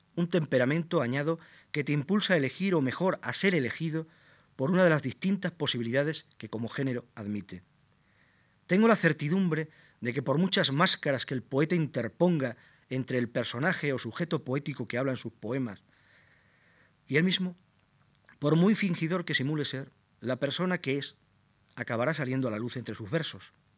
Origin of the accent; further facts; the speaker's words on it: Plasencia, Extremadura, Spain; mi ciudad natal, Plasencia, y sus contornos, los valles